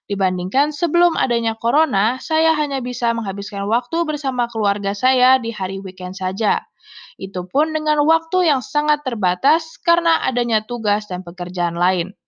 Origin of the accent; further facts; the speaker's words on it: Pekanbaru, Riau, Indonesia; born there; Saya lahir di Pekanbaru tanggal 14 Februari tahun 2000. Saya anak kedua dari tiga bersaudara.